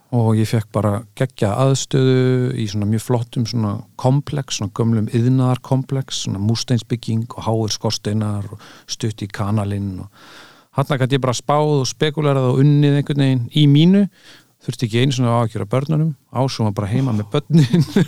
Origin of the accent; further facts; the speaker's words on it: Reykjavík, Capital Region, Iceland; also born or lived in United States; ég elst ég upp í Fossvogi sko, 108